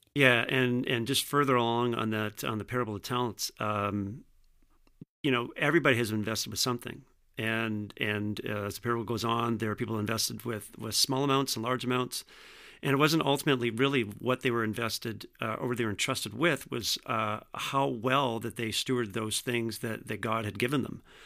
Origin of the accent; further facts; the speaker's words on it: Vineland, Ontario, Canada; also born or lived in Jordan, Ontario; I grew up in Vineland, uh, ironically just down the street from the Vineland site